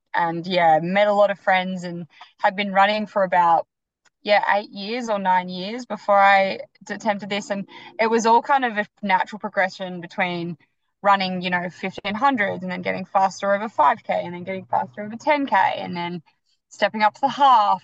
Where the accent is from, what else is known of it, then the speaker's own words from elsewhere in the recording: Melbourne, Victoria, Australia; moved away; also born or lived in Gold Coast; I was living on the Gold Coast, but I'm traditionally from Melbourne